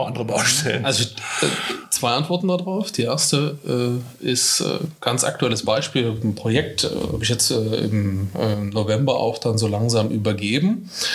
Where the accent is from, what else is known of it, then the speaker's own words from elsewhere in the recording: Dresden, Saxony, Germany; accent: Dresden Singsang; wo komme ich her? Äh, aus Dresden. Man hört es vielleicht ein kleines bisschen an meinem Singsang